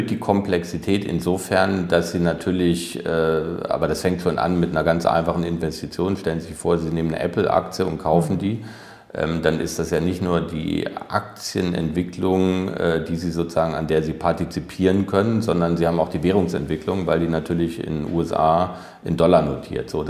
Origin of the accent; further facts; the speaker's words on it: Germany; zu Recht sind wir als Deutsche selbstbewusst, sage ich mal.